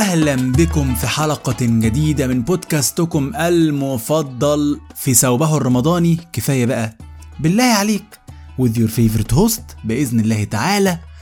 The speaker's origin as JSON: {"language": "Arabic", "country": "Egypt", "said": "احنا كمصريين"}